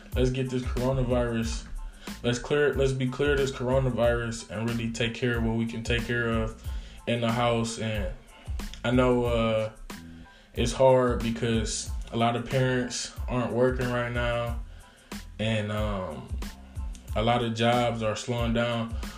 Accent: Detroit, Michigan, United States; I'm in Detroit. I'm from Detroit

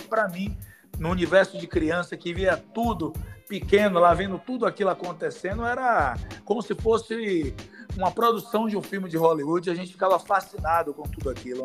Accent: São Sebastião do Passé, Bahia, Brazil; São Sebastião é uma cidade do meu coração, onde eu me criei, onde eu cidade de infância

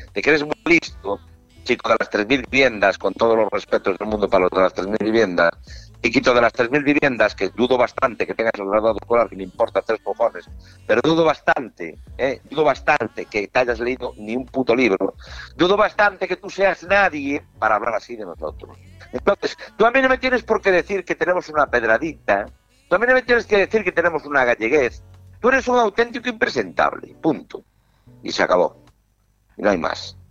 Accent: Galicia, Spain; con mi tierra no se mete ni Dios. si hablo yo mal de ella, hablo yo porque soy gallego

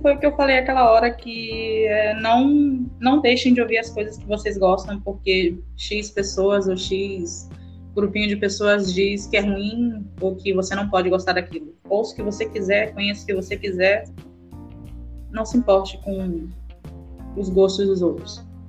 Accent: Pará, Brazil; eu sou do Pará

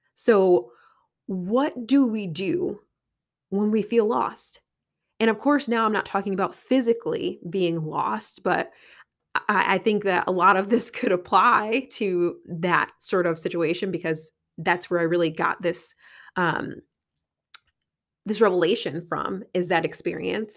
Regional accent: Connecticut, United States; I'm from Connecticut

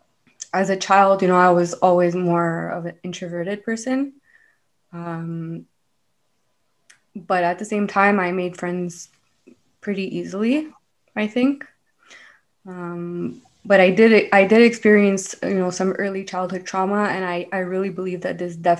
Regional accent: Montreal, Quebec, Canada; I'm from Montreal, born and raised

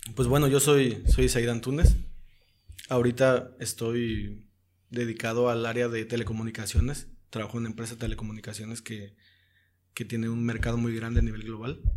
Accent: Zihuatanejo, Guerrero, Mexico; como somos de Cihuatanejo

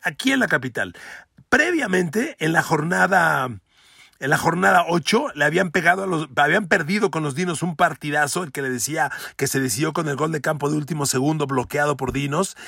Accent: Mexico; como mexicanos

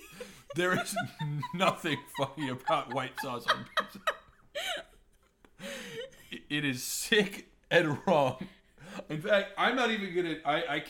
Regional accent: Colombia; Because I'm from Colombia, lived in Colombia

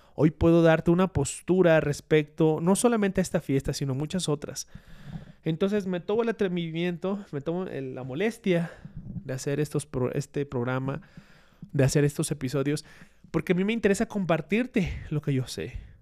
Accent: Mexico; nosotros tenemos como mexicanos

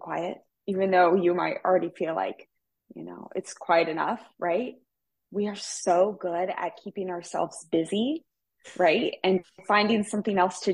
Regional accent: Midwest, United States; I come from the Midwest

